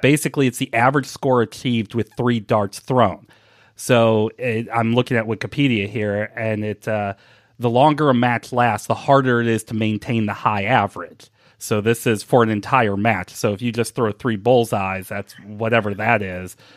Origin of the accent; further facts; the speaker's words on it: St. Louis, Missouri, United States; moved away as an adult; also born or lived in Milwaukee; now in Cincinnati, United States; I grew up in Saint Louis. I moved away in two, at the end of two thousand four